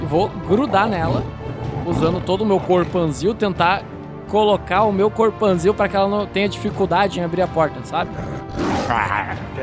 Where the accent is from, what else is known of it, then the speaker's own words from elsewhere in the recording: Curitiba, Paraná, Brazil; Eu sou aqui de Curitiba, assim como a maioria dos membros aí do RPG Next, sou, sou de Curitiba